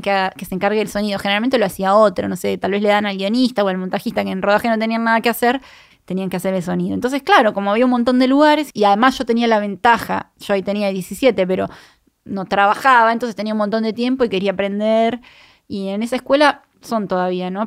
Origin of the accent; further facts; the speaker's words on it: Puerto Madryn, Chubut, Argentina; moved away; yo soy de Madrid, de Puerto Madrid, de Chubut